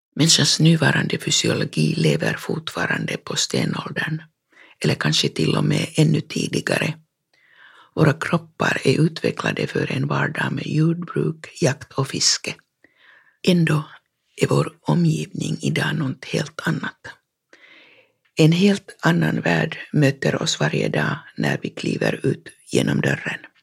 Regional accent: Fagervik, Uusimaa, Finland; hemma i Fagervik när jag var barn

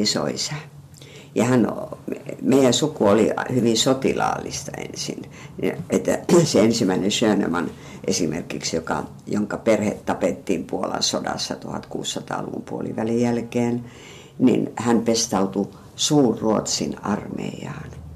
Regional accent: Kainuu, Finland; born or raised there; also born or lived in Hämeenlinna / Savonlinna; now in Turku, Finland

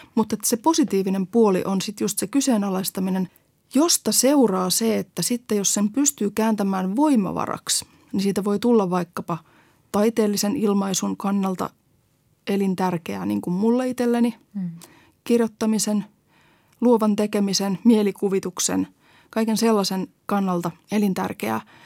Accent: Helsinki, Uusimaa, Finland; kasvoin pääkaupunkiseudulta, siis Helsingissä

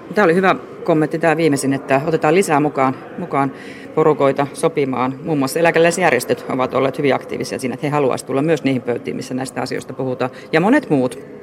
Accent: Eastern Finland, Finland; itse tulen Itä-Suomesta

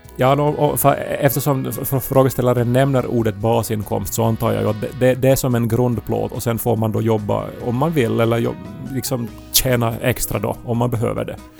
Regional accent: Esse, Ostrobothnia, Finland; moved away; Jag befinner mig fortfarande hemma i Esse i mitt pojkrum

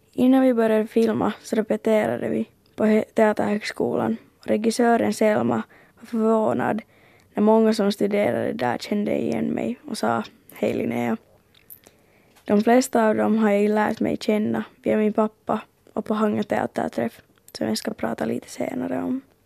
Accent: Finland; jag från Finland

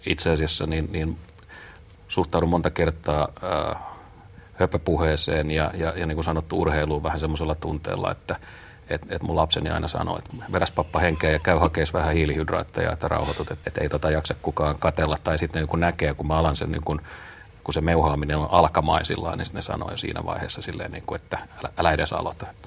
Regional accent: Tampere, Pirkanmaa, Finland; mun kotikaupunkini Tampere, joka on maailman suurikokoisin kylä

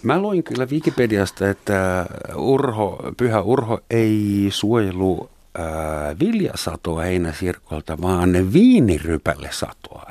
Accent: Helsinki, Uusimaa, Finland; also born or lived in West Germany; Saksassa synty, Länsi-Saksassa syntynyt helsinkiläinen

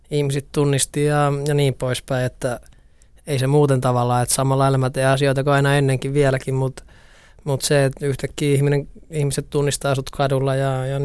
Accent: Oulu, North Ostrobothnia, Finland; Mä tulin Oulusta IFK, siitäkin tuli jotenkin kauhean iso juttu

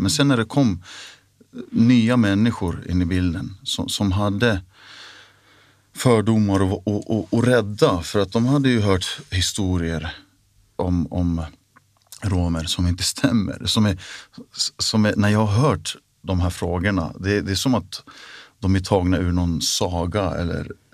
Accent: Märsta, Stockholm County, Sweden; first language Finnish; Swedish is a second language; moved away as an adult; now in Finland; jag växte upp på en gata som heter Buregatan i Märsta

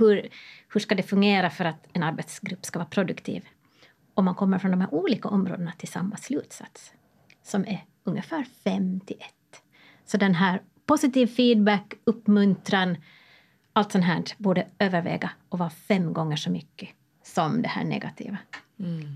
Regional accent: Åland Islands; jag som ålänning

